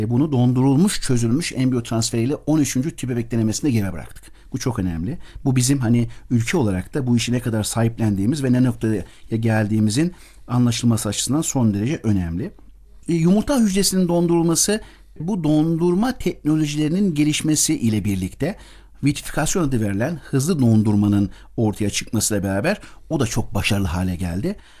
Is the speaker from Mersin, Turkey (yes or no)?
no; Kayseri Province, Turkey; moved away as an adult; also born or lived in United States; now in Ankara, Turkey; 1971 Kayseri doğumluyum. Babam öğretmen. Kısaca bundan bahsetmek istiyorum. Cumhuriyetin verdiği imkanlarla ilkokula köyde başlayarak daha sonra Kayseri, sonra Ankara